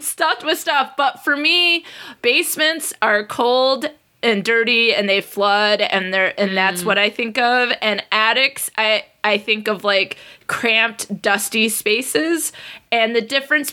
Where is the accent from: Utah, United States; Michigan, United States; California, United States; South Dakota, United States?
Michigan, United States; growing up in Michigan, we had a basement